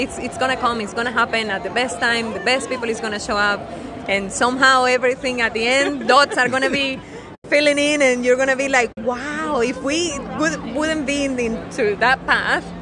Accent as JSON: {"language": "English", "country": "Venezuela", "moved": "as an adult", "lives_now": "Australia", "said": "We need to get out of Venezuela because the situation was really bad over there"}